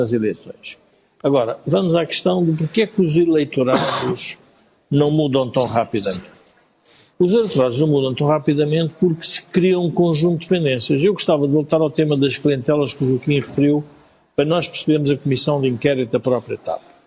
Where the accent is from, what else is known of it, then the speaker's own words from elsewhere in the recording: Portugal; nós somos portugueses